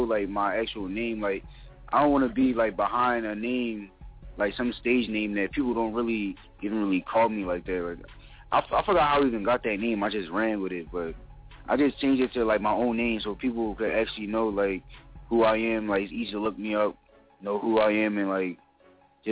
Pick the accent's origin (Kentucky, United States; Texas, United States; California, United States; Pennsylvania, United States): Pennsylvania, United States; Philadelphia; I'm from North Philly